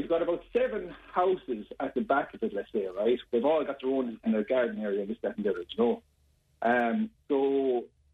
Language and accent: English; Templemore, Tipperary, Ireland; I was brought up in Templemore